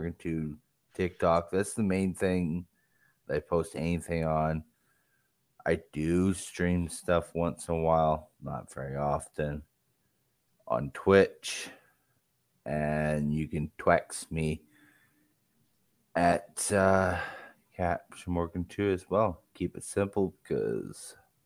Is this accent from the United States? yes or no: no; Canada; now in Saskatoon, Canada; me being Canadian